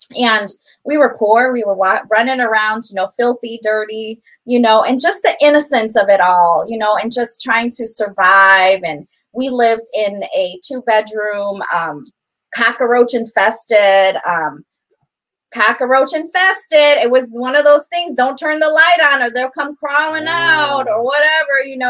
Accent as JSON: {"language": "English", "town": "Elgin", "region": "Illinois", "country": "United States", "tie": "born or raised there", "said": "We grew up right on South Chapel Street"}